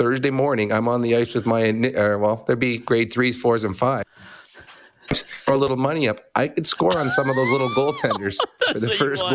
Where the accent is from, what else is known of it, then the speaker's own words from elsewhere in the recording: Edmonton, Alberta, Canada; Edmonton, my hometown